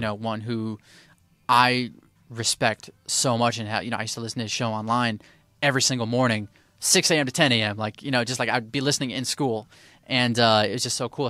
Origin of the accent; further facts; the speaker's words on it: Detroit, Michigan, United States; I'm from Detroit